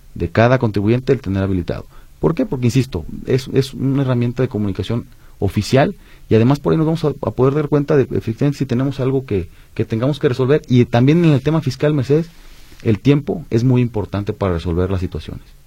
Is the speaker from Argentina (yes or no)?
no; Mexico; como mexicanos